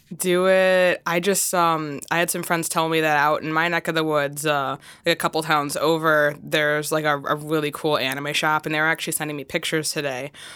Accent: Chicago, Illinois, United States; first language English; I'm from the Chicagoland area

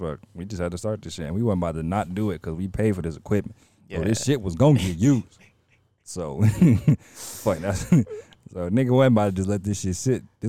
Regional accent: New Orleans, Louisiana, United States; we from New Orleans. Well, I'm from New Orleans.

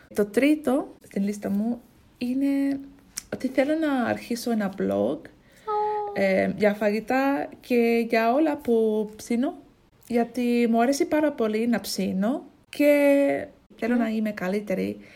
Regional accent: Ipswich, East of England, United Kingdom; Greek is a second language; now in Braintree, United Kingdom; μένω στο Braintree στην αγγλια Αλλά είμαι από, την, είμαι από το Ipswich

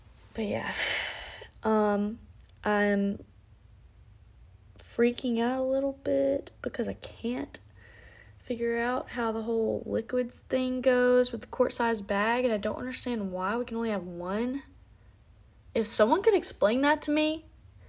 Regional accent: South Alabama, United States; I'm from Alabama. South Alabama

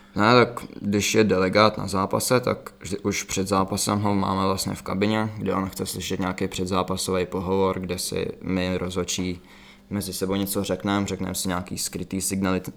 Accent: Czechia; tady u nás v Čechách

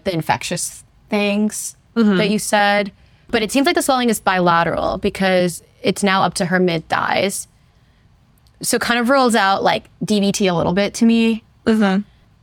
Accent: Omaha, Nebraska, United States; moved away as an adult; also born or lived in St. Louis, Missouri; now in Chicago, United States; I am from the Omaha, Nebraska area. That's where I grew up.

